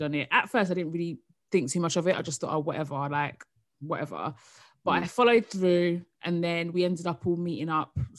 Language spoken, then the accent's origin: English; Essex, East of England, United Kingdom; also born or lived in South London; now in London, United Kingdom; I live in South London now, but I'm from Essex